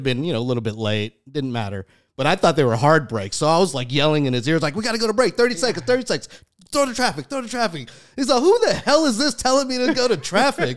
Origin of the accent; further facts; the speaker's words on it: Texas, United States; I'm Texan. Deep, deep Texas